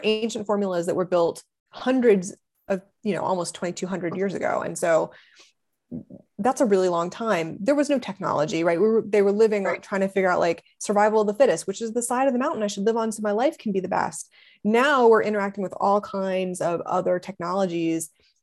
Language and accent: English; Ohio, United States; moved away as an adult; also born or lived in Los Angeles; I'm from Ohio